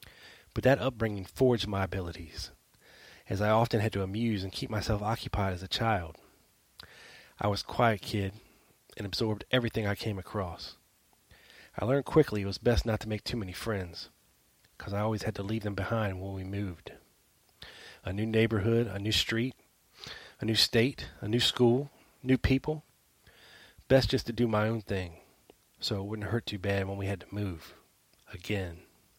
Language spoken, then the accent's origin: English; New Orleans, Louisiana, United States; I did meet some interesting people growing up in New Orleans who would come back in my life later.